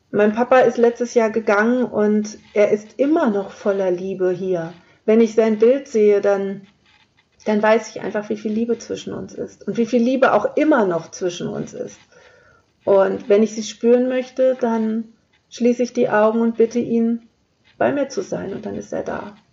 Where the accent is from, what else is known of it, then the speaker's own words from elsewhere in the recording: Lower Saxony, Germany; Ich komme aus dem Flachland, also Niedersachsen hat jetzt eher weniger, weniger Berge.